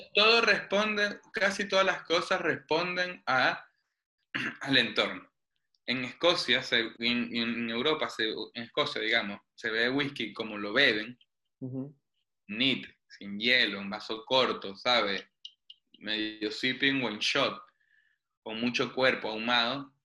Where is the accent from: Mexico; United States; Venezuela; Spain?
Venezuela; moved away; crecí en Venezuela